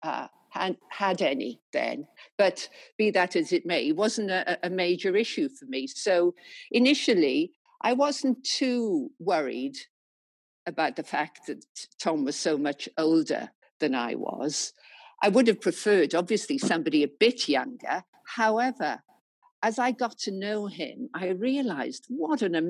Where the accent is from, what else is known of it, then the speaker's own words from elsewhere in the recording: the Welsh Valleys, Wales, United Kingdom; moved away as an adult; now in London, United Kingdom; I've lived all my life, working life in London, I came originally from Wales, from the Welsh Valleys, you know, father a miner